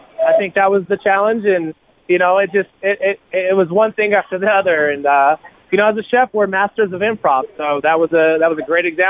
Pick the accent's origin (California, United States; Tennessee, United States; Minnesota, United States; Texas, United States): California, United States; Oakland; now in Colorado Springs, United States; I'm from the hood. You know, I was raised in Oakland